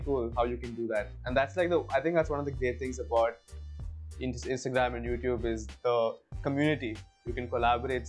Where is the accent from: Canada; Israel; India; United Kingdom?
India; South India; accent: Bangalorean slang; moved away as an adult; also born or lived in Bangalore, India; now in Goa, India; I'm South Indian, I'm proud to be South Indian, I'm a South Indian macha.